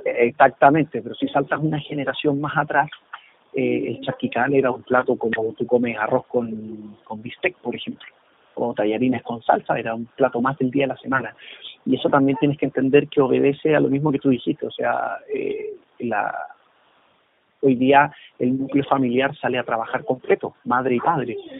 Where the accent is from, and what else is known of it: Chile